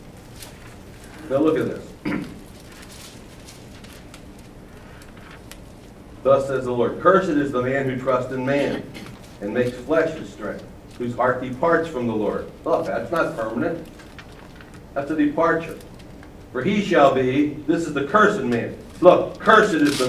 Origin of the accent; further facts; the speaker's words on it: Baltimore, Maryland, United States; I'm from Baltimore. I'm from a racetrack area